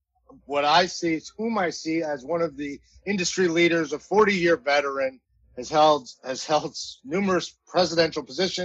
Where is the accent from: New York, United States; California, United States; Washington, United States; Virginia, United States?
New York, United States; I'm from New York. We call it New York.